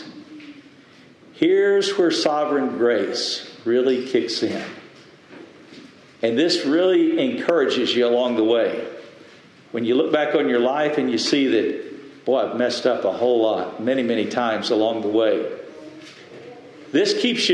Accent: West Texas, United States; I grew up in West Texas

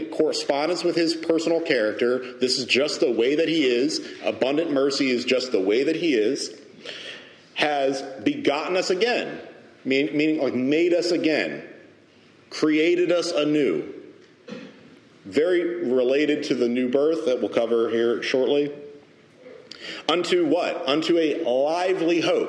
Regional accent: United States; as American Protestants, American evangelicals

